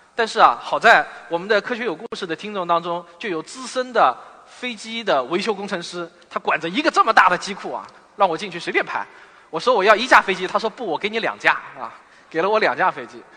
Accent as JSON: {"language": "Chinese", "town": "Shaoxing", "region": "Zhejiang", "country": "China", "tie": "born or raised there", "also_born_or_lived": "Shanghai", "moved": "as an adult", "said": "我在我的故乡绍兴，欢迎各位远道而来的朋友。你们是我最忠实的听众和读者。绍兴是我从小成长的地方"}